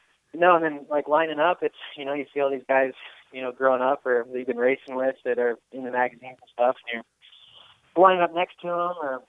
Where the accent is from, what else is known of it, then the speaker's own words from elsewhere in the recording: Redding, California, United States; Same around the same in Reading, West Coast area